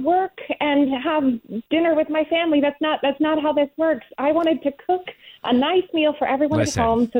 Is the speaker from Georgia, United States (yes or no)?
yes; Sugar Hill, Georgia, United States; now in Charlotte, United States; I live in Charlotte now, but I grew up in Sugar Hill.